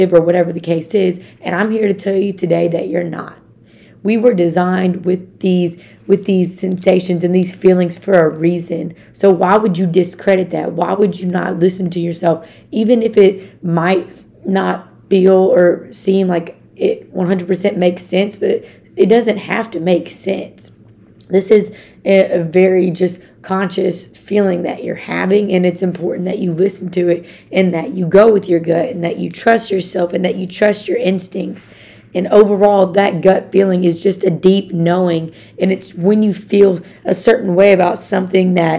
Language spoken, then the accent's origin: English; Arkansas, United States; I'm from Arkansas.